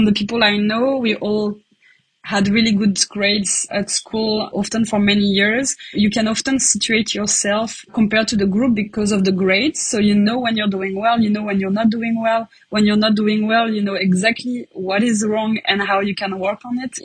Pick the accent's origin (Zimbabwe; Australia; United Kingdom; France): France; now in Leuven, Belgium; I'm from France originally